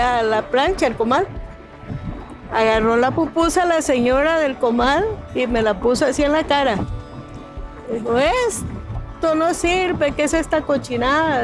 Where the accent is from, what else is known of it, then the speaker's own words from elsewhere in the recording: Costa Rica; moved away as an adult; now in Tijuana, Mexico; soy originaria de Costa Rica.